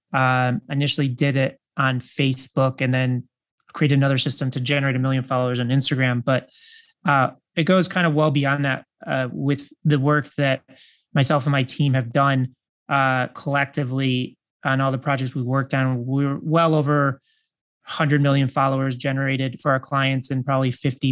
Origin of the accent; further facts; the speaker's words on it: Chicago, Illinois, United States; I grew up in the Midwest and I was born in Chicago